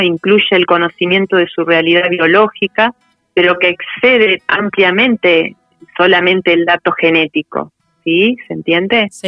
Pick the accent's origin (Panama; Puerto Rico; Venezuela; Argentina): Argentina; Buenos Aires Province; Yo nací en, la provincia de Buenos Aires